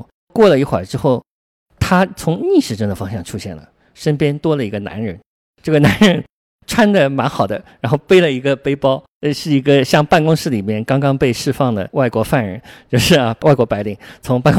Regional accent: Shanghai, China; 我小时候住在瑞金二路南昌路附近

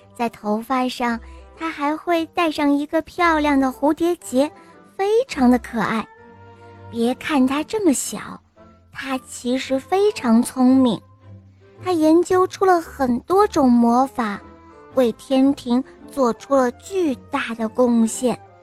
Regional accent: Shanghai, China; 今年五岁了，我来自上海

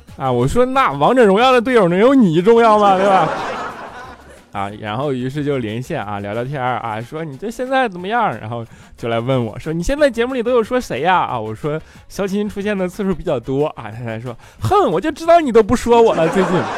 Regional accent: Northeast China, China; 他们都知道我东北人

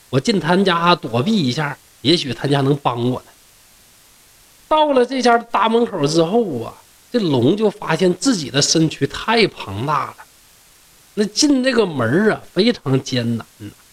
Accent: Shenyang, Liaoning, China; 我的老家是沈阳

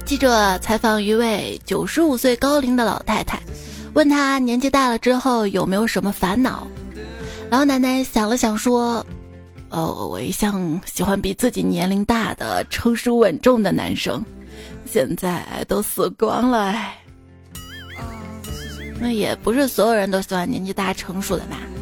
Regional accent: China; 我们中国人

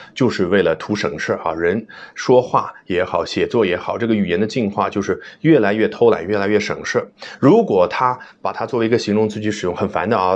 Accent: China; 我们中国人会觉得很奇怪

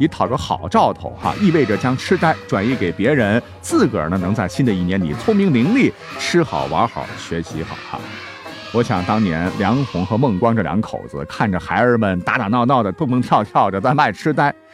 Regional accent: China; 我们中国人

